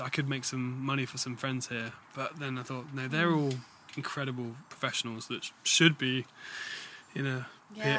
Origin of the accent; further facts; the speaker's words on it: United Kingdom; we're British.